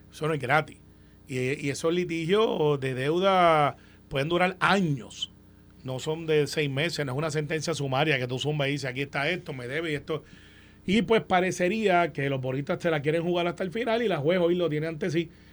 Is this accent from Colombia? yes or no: no; Puerto Rico; como todo puertorriqueño